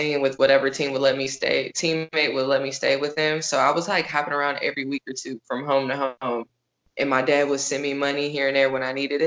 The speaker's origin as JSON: {"language": "English", "region": "Minnesota", "country": "United States", "moved": "yes", "said": "We're from Minnesota"}